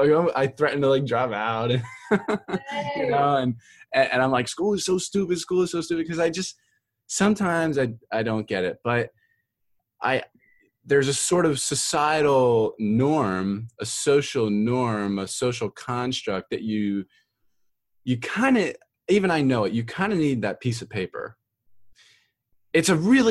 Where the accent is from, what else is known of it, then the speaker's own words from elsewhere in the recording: Philadelphia, Pennsylvania, United States; moved away; also born or lived in Florida; I'm from Philadelphia